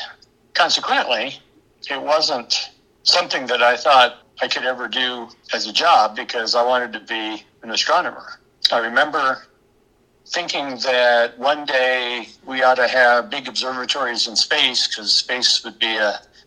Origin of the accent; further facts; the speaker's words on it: Kansas, United States; also born or lived in Maryland; I was born in Kansas. My parents moved away for a few years and then we moved back. But I was in grade school in Maryland